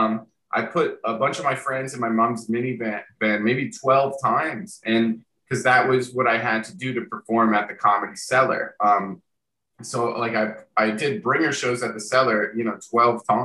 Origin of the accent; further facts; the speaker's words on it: Long Valley, New Jersey, United States; moved away; I'm from a little town called Long Valley, New Jersey